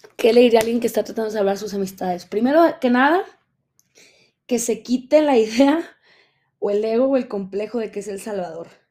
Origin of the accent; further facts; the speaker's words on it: Mexico; moved away; estoy grabando desde la Ciudad de México. Es correcto, estoy de regreso en mi país